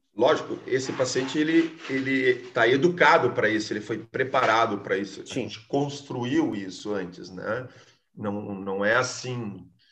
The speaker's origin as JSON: {"language": "Portuguese", "town": "Alegrete", "region": "Rio Grande do Sul", "country": "Brazil", "tie": "born or raised there", "moved": "yes", "said": "nos mais recantos, cantos do Rio Grande, lá no Alegrete, onde eu me criei, que eu tenho uma saudades enorme"}